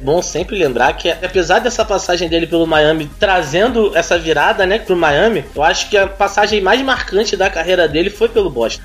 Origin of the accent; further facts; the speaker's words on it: Brazil; como brasileiro